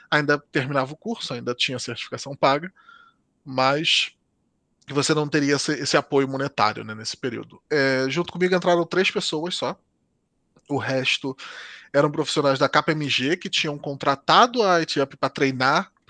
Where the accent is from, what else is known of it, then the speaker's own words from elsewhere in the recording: Southeast, Brazil; now in Portugal; porque no Brasil nós não, não teríamos nos conhecido de forma nenhuma, porque ela é do Nordeste e eu sou do Sudeste.